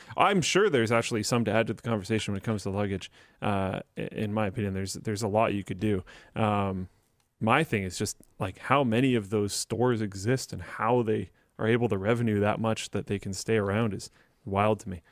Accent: Canada

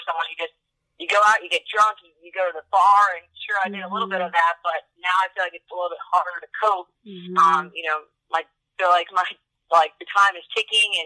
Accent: Long Island, New York, United States; moved away; I grew up on Long Island

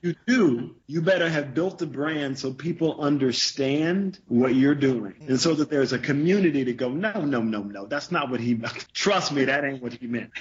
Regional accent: the South, United States; I'm from the South.

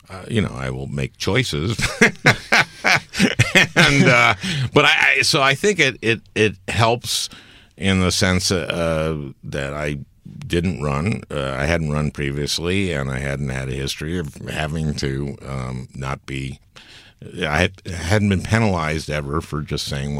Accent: St. Louis Park, Minnesota, United States; I'm a Democrat is that I grew up in St. Louis Park, Minnesota

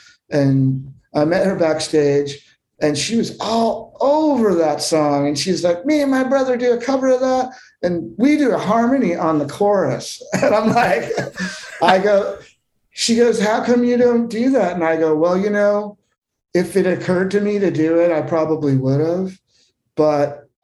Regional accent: Southern California, United States; moved away; also born or lived in Austin, Texas; I grew up in Southern California with a mother who was, you know, an … fan in high school

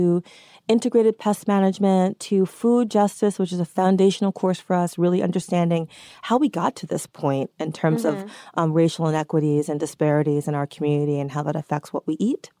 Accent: New York City, New York, United States; I was born and raised here in New York City, very much a city girl

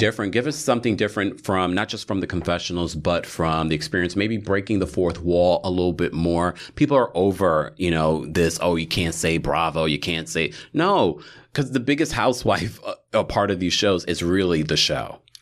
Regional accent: New York, United States; we are from New York

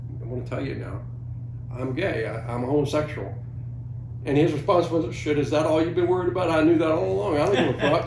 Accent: Norfolk, Virginia, United States; I grew up in Norfolk

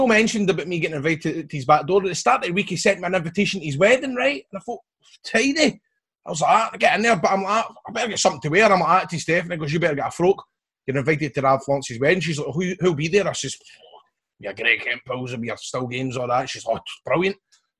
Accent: Coatbridge, Scotland, United Kingdom; I grew up in Coatbridge and I used to go to Albion Rovers games.

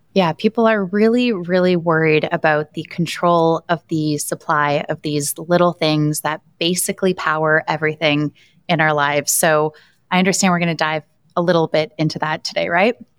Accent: Ottawa, Ontario, Canada; proud to be from Ottawa.

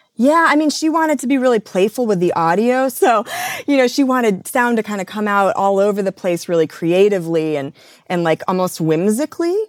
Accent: Midwest, United States; I grew up in the Midwest

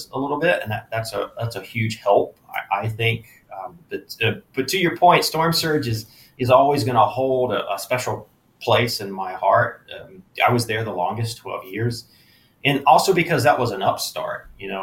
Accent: Eastern North Carolina, United States; moved away; I grew up in Eastern North Carolina

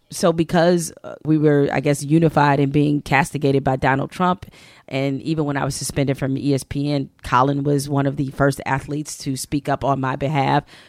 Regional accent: Detroit, Michigan, United States; I'm from Detroit

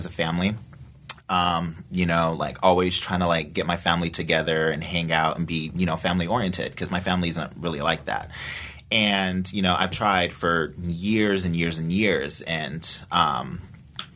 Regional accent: Arizona, United States; moved away as an adult; also born or lived in Tokyo, Japan; I moved back to Arizona

